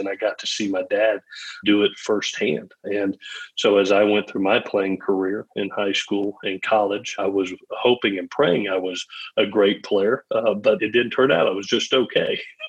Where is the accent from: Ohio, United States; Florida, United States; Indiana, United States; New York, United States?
Florida, United States; Gainesville; born there; I was born in Gainesville, Florida, when he was coaching at the University of Florida.